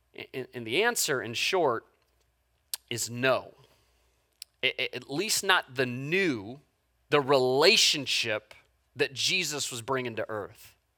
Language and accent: English; United States; an American human being